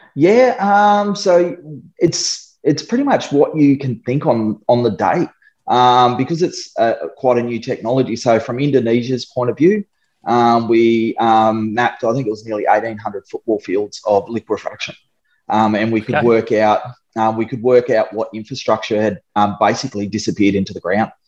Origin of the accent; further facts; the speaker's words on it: Darwin, Northern Territory, Australia; moved away as an adult; also born or lived in Sydney; I grew up in Darwin